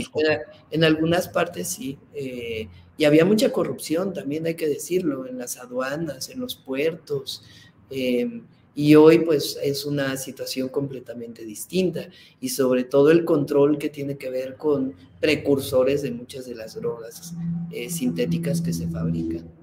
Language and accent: Spanish; Mexico City, Mexico; nací en la Ciudad de México